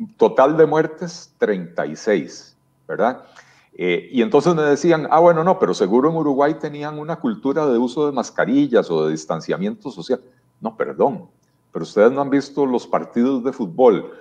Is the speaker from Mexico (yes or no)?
no; Costa Rica; lo que somos los costarricenses